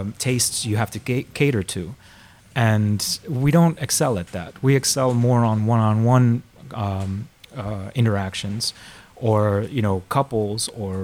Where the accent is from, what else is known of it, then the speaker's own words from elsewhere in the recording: Miami and Orlando, Florida, United States; moved away as an adult; also born or lived in Argentina; now in Amsterdam, Netherlands; I was born in Argentina, but I grew up in Miami and Orlando.